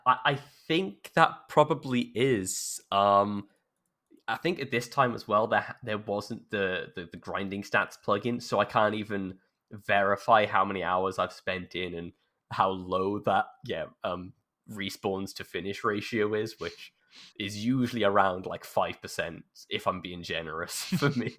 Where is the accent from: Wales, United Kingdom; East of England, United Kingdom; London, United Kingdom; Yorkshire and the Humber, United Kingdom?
Wales, United Kingdom; South; I'm from South Wales